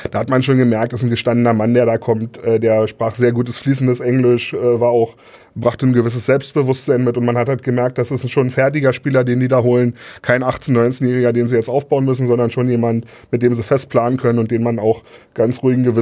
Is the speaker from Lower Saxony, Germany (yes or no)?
no; Neuruppin, Brandenburg, Germany; Die waren in Neuruppin, in meiner Heimatstadt sogar, wo ich ah. groß geworden bin.